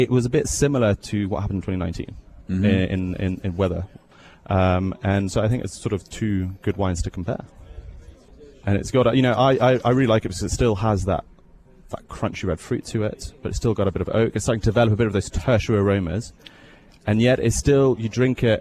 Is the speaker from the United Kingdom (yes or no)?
yes; England, United Kingdom; moved away as an adult; also born or lived in Bordeaux, France; now in Canada; I am English